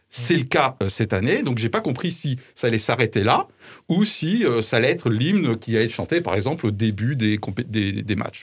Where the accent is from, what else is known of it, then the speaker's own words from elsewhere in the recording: France; en tant que Français, entre guillemets, euh, classique peut-être, 51 ans, blanc